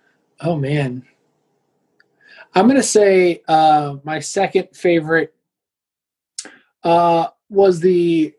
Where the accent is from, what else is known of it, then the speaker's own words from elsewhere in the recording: Allen, Texas, United States; also born or lived in Plano, Texas; I was born in Plano, yeah. I grew up in Allen, which is the town that touches Plano.